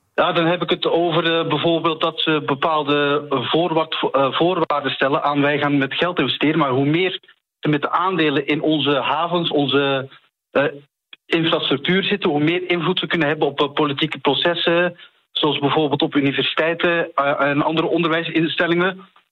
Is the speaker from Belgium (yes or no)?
yes; Flanders, Belgium; accent: Flemish; ik kom inderdaad oorspronkelijk uit Vlaanderen